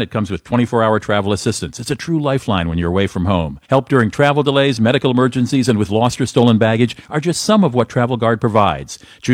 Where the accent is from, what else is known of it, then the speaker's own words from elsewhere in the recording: Germany; moved away; I grew up in Germany